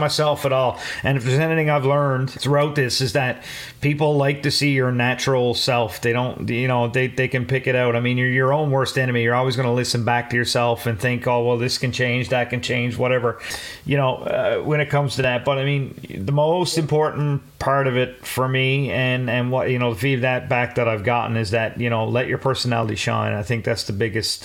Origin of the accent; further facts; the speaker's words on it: Newfoundland and Labrador, Canada; coming from a small town in Newfoundland